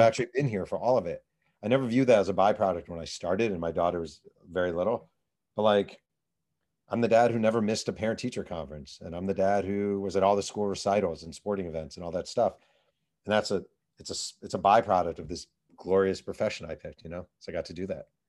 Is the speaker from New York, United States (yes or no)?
yes; New York, United States; I grew up in New York. I was thirteen, fourteen that summer.